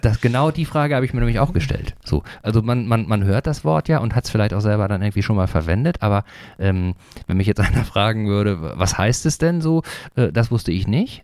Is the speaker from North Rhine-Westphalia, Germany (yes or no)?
yes; Sauerland, North Rhine-Westphalia, Germany; moved away; Ich komme nämlich auch ursprünglich aus Nordrhein-Westfalen, allerdings aus der anderen Ecke, ne, äh, mhm. äh, aus dem Sauerland, das ist näher, Nähe von Dortmund